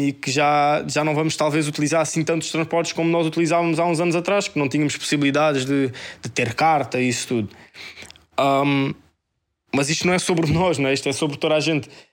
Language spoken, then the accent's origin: Portuguese; Portugal; eu sou português e vivi aqui a minha vida toda, toda